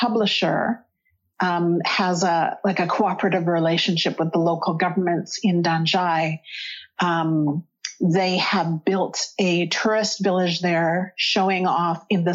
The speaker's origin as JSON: {"language": "English", "region": "central Alberta", "country": "Canada", "tie": "born or raised there", "moved": "yes", "lives_now": "Toronto, Canada", "said": "I grew up in Alberta, central Alberta, which is a lot farther north than here."}